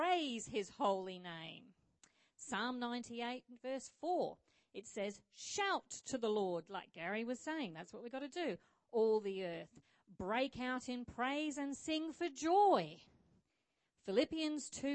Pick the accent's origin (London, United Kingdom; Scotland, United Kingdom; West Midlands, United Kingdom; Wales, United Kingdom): Scotland, United Kingdom; also born or lived in Rockingham, Australia; now in Australia; I was born in Scotland, but I'm a little bit patriotic to Australia